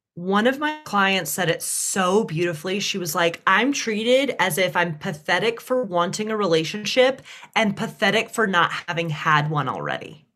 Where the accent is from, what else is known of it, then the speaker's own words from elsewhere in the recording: Deep South, United States; accent: Southern; growing up in the Deep South